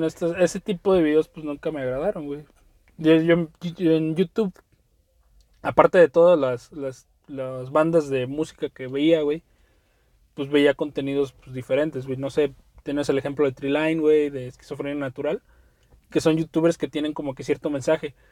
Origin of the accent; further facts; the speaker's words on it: Mexico; como ciudadano mexicano